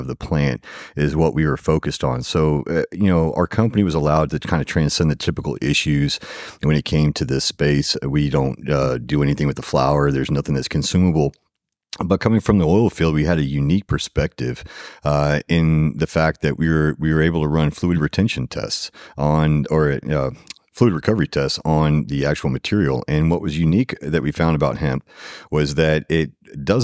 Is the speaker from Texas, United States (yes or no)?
yes; Katy, Texas, United States; I'm from Houston, Katy specifically, born and raised. I went to Katy High School